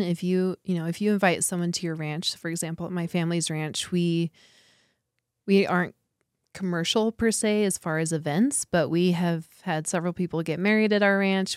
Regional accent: Ignacio, Colorado, United States; I grew up in, outside of a very small town called Ignacio, which is close to here.

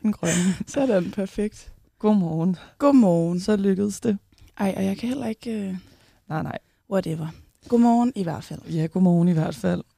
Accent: Tornby, North Denmark Region, Denmark; now in Aarhus, Denmark; Jeg er fra Tornby. Jeg bor i Aarhus

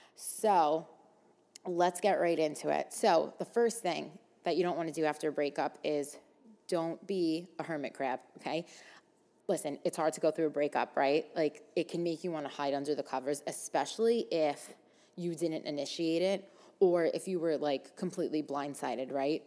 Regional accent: New York City, New York, United States; me growing up in Staten Island, and, like, mostly hanging out with people from Staten Island my whole life

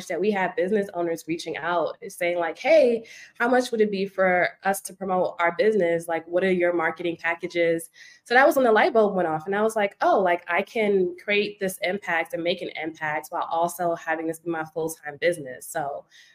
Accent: New York City, New York, United States; I am from Brooklyn, New York

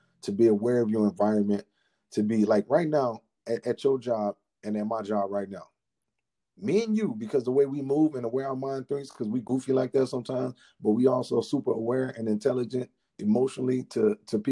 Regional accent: United States; Kenosha, which is very close to my hometown

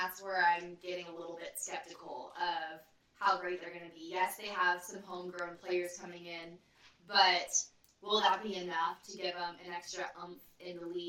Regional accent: California, United States; I'm from California

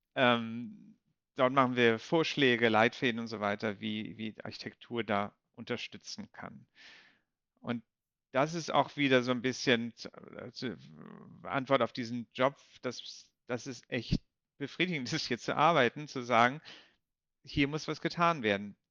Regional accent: Kiel, Schleswig-Holstein, Germany; moved away as an adult; also born or lived in Bonn / Brussels; Ich komme ja aus Kiel ursprünglich

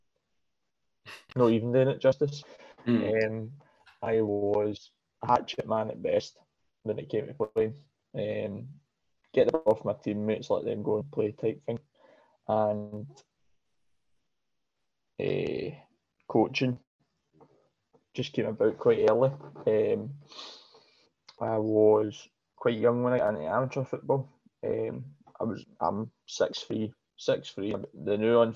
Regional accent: Glasgow, Scotland, United Kingdom; I'm from Pollock originally, and up until that point we'd stayed in Pollock all my days, basically

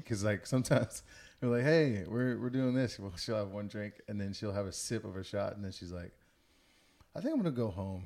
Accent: Missouri City, Texas, United States; I grew up in Missouri City, Texas

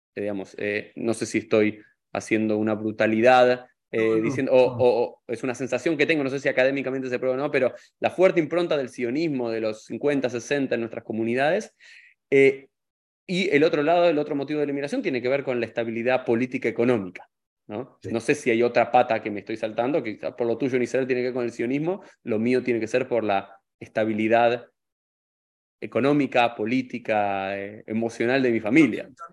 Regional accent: Argentina; now in United States; a los argentinos no nos importa tanto la nacionalidad

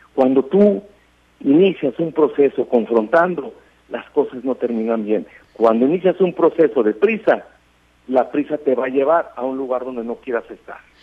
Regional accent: Sinaloa, Mexico; como sinaloenses y como mexicanos

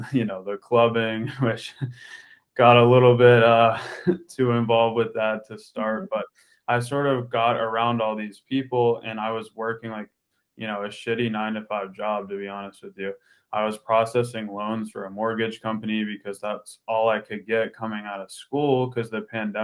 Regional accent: Pittsburgh, Pennsylvania, United States; I grew up in Pittsburgh, Pennsylvania. That's where I grew up.

